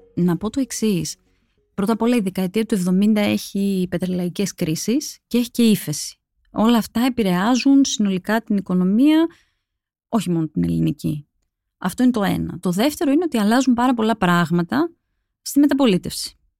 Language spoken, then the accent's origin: Greek; Mani, Peloponnese, Greece; κατάγομαι από τη Μάνη